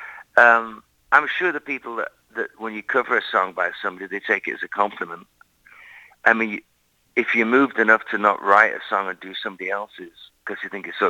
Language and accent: English; Lancaster, North West England, United Kingdom; moved away; growing up in England as a little kid